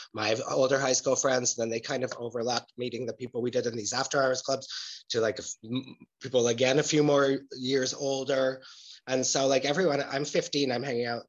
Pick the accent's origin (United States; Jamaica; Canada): Canada; Edmonton, Alberta; also born or lived in Germany; now in Berlin, Germany; growing up in Edmonton in those times